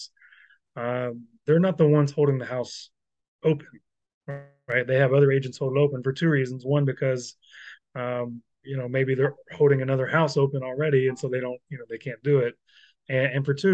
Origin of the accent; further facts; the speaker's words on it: Louisville, Kentucky, United States; I'm from Louisville